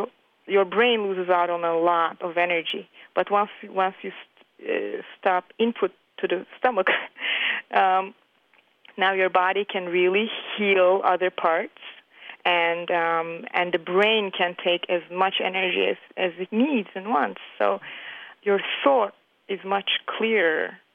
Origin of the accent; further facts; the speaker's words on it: Turkey; now in New York City, United States; I am from Turkey, and I've been living in the United States in New York City for the past 20-something years